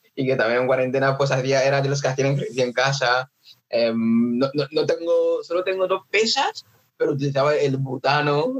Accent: Nigeria; now in Mallorca, Spain; ya tocando la batería desde pequeño, en plan en, Nigeria

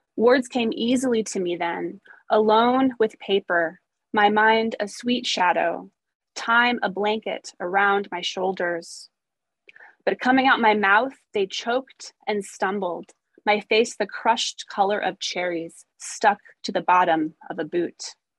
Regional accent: Missouri, United States; now in Portland, United States; I grew up in Missouri

